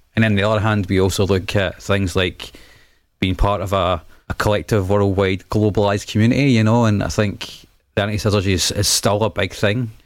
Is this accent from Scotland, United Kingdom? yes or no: yes; Scotland, United Kingdom; the character of being a Scot, or you know references our culture and our heritage